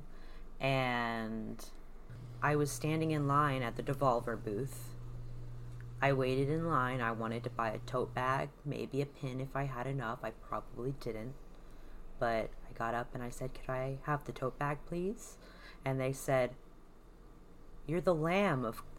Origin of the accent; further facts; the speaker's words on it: the South, United States; I hail from the South.